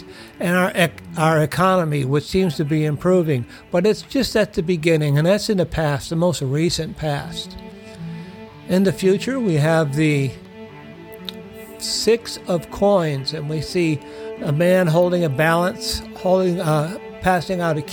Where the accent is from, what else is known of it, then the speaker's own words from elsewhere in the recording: United States; We as American people